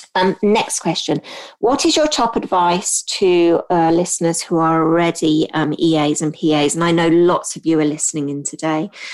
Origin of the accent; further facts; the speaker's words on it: Hong Kong; also born or lived in United Kingdom / United States; now in England; I grew up in Hong Kong